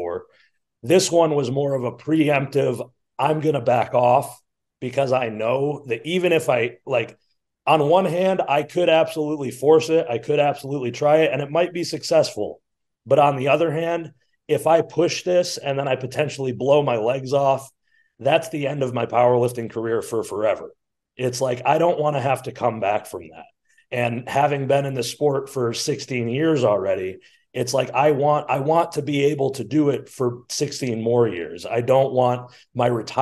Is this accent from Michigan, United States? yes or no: yes; Flint, Michigan, United States; I grew up in Flint, Michigan